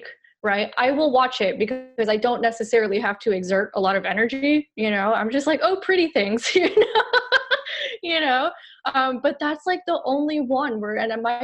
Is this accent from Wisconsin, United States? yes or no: no; Miami, Florida, United States; I am from the 305 Miami, Florida, born and raised